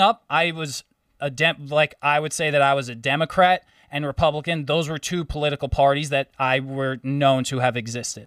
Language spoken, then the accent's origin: English; New York, United States; I'm from New York